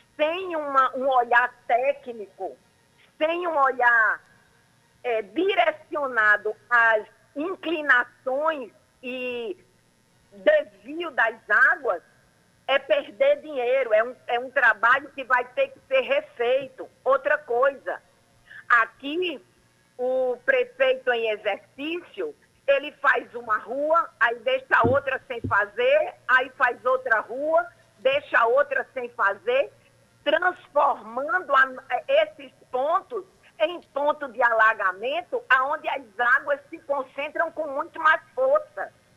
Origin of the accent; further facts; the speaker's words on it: Cabedelo, Paraíba, Brazil; Eu sou de Cabedelo